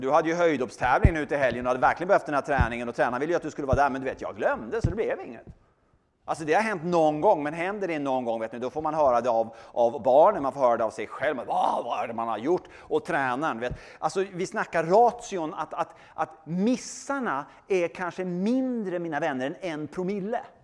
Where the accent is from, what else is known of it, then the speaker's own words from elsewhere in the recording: Sweden; bor i Sverige, jag är svensk och är kristen